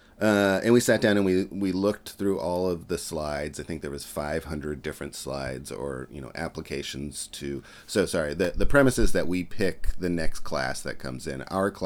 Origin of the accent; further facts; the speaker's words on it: West Coast, United States; I wanted to go to school on the East Coast because I grew up on the West Coast